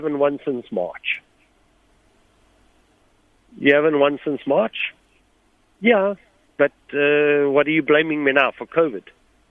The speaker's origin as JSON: {"language": "English", "country": "South Africa", "said": "me being South African, it's important for people to note I couldn't afford to go buy new boots every 2-3 months."}